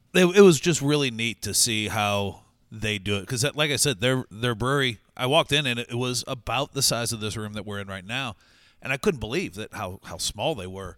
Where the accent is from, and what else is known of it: St. Louis, Missouri, United States